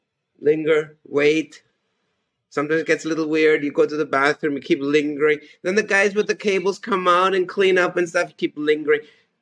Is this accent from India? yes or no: no; Austria; English is a second language; I said, "Hello … I'm from Austria."